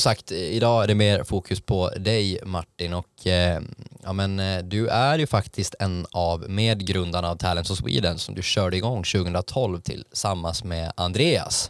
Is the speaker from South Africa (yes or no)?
no; Åland, Finland